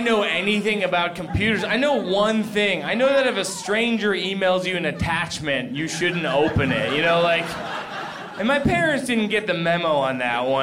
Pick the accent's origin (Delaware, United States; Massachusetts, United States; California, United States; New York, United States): Massachusetts, United States; Boston; I grew up in Boston